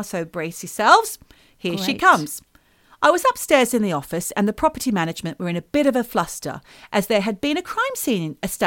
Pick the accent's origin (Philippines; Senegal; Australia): Australia; Batemans Bay, New South Wales; moved away; In the little town of Batemans Bay where I was raised